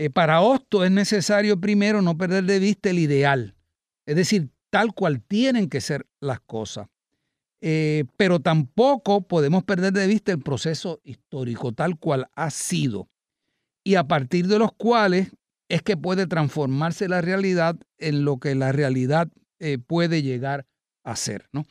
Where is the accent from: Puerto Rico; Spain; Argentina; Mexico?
Puerto Rico; Puerto Rico y lo que somos los puertorriqueños